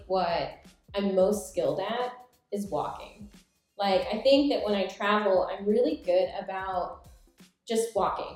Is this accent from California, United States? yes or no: no; Oklahoma, United States; moved away as an adult; also born or lived in Japan; I'm from Oklahoma